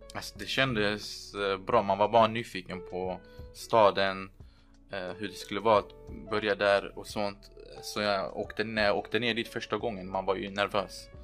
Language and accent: Swedish; Lund, Skåne, Sweden; also born or lived in Erbil, Iraq; now in Riga, Latvia; Jag kom till Sverige när jag var två år. Vi, vår familj flydde under Saddams tid. Sen dess har jag växt upp i Lund